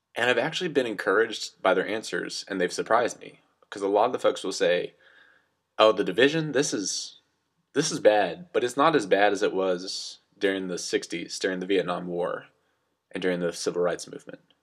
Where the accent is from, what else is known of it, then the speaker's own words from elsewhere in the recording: West Texas, United States; accent: goofy southern accent; now in Pennsylvania, United States; I come from West Texas, and I grew up with a Christian background